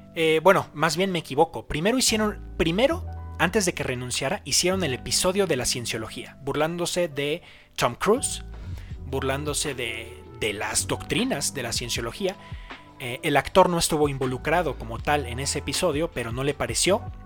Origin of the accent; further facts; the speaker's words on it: Mexico; en mi país, en México